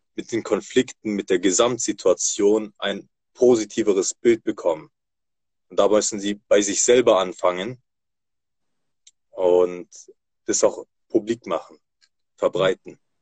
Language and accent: German; Germany; Tatsächlich bin ich hier in Deutschland geboren und aufgewachsen